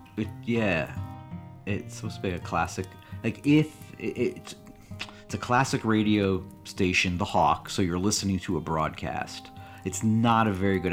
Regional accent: Connecticut, United States; I'm from Connecticut

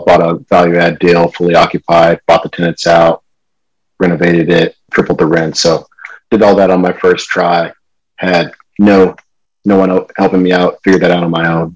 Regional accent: California, United States; also born or lived in Michigan / Charlotte, North Carolina; I was born in Michigan, grew up in California though.

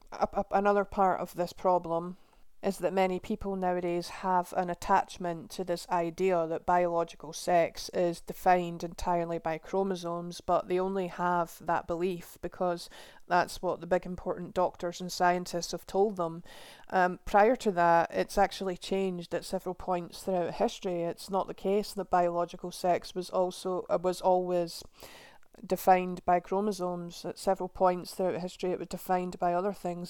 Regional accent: Scotland, United Kingdom; my home country of Scotland

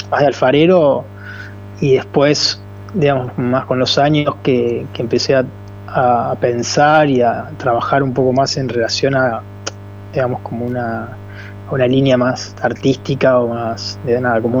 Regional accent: Puerto Madryn, Chubut, Argentina; now in Córdoba, Argentina; Yo soy de Puerto Madryn, sí.

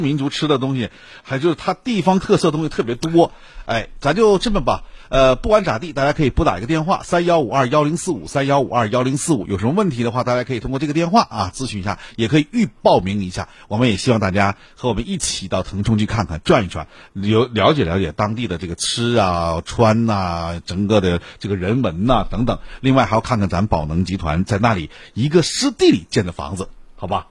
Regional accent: Northeast China, China; 我们东北人

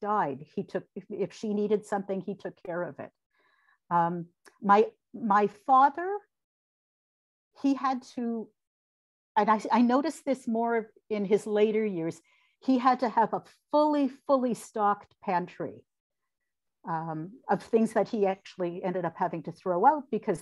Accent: London, Ontario, Canada; moved away as an adult; now in Toronto, Canada; the people I grew up with in London from the Jewish community

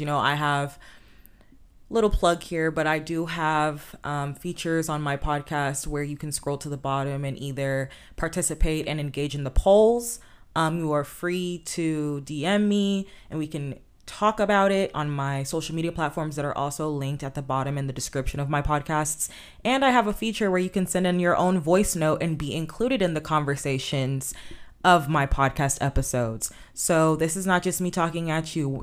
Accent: Inglewood, California, United States; I grew up in Southern California and more specifically Inglewood

